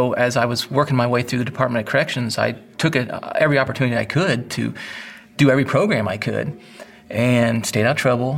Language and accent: English; Northwest Indiana, United States; I grew up in Northwest Indiana